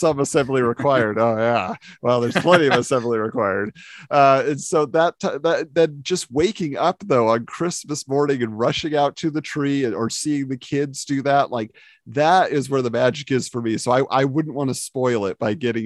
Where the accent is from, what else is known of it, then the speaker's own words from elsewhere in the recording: California, United States; moved away as an adult; now in Montana, United States; I grew up in California, so I was literally 20 minutes from the beach my whole life